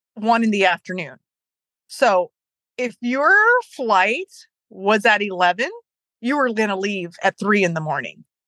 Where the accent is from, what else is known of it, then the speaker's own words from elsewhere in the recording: Ohio, United States; I'm from Ohio